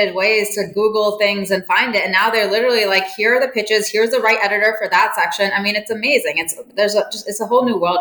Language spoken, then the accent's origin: English; Jeddah, Makkah Province, Saudi Arabia; also born or lived in Cape Town, South Africa; now in New York, United States; I grew up in Jeddah, Saudi Arabia